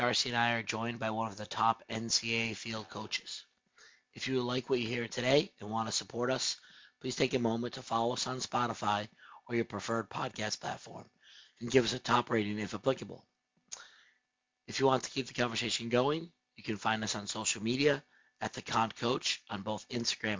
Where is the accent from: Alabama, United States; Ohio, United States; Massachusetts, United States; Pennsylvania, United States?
Massachusetts, United States; Boston; I'm from the Boston area